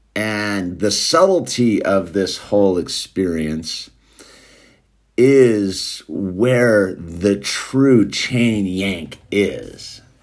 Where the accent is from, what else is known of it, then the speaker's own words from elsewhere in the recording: United States; also born or lived in Los Angeles; I'm an American